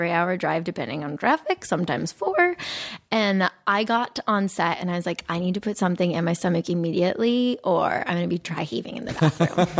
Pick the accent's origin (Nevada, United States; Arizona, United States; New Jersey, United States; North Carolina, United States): Arizona, United States; Phoenix; I grew up in Arizona.